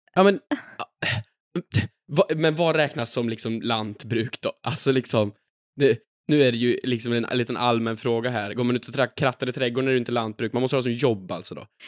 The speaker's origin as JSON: {"language": "Swedish", "town": "Sunne", "region": "Värmland", "country": "Sweden", "moved": "yes", "lives_now": "Stockholm, Sweden", "said": "jag är från Sunne"}